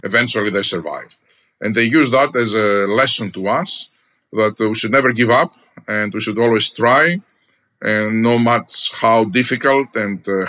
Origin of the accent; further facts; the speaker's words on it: Greece; moved away as an adult; now in United States; I'm Greek by birth, American by choice. I'm also an American citizen, proudly now. But I grew up in Greece